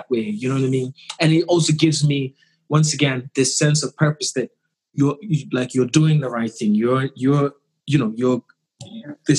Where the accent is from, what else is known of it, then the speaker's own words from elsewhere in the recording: Ghana; being Ghanaian